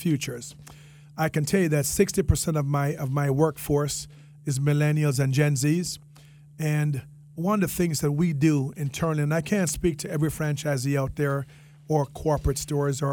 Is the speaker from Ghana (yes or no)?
no; Jamaica; accent: Jamaican; now in Palm Beach County, United States; my Jamaican accent